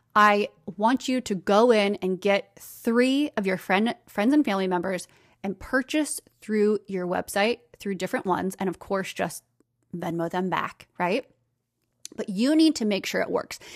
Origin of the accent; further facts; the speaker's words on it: United States; accent: American; my American accent.